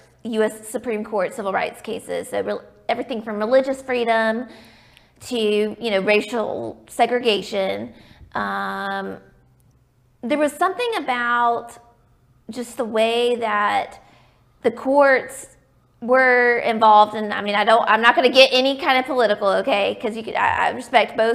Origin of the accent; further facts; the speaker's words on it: Birmingham, Alabama, United States; I am from Birmingham. I grew up here